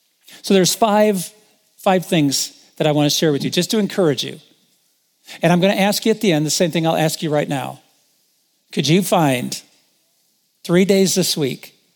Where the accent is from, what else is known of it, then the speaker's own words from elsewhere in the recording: Indiana, United States; moved away as an adult; also born or lived in Michigan; I'm from Indiana